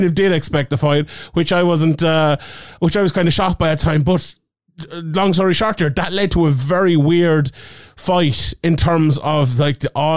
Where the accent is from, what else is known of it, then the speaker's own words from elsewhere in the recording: Ireland; my home country of Ireland